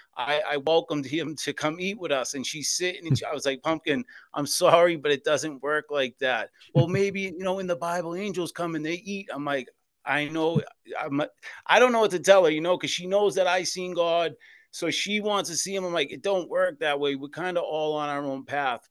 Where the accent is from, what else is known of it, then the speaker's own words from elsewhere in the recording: Boston, Massachusetts, United States; I was born and raised in Boston, Massachusetts in the Old Colony projects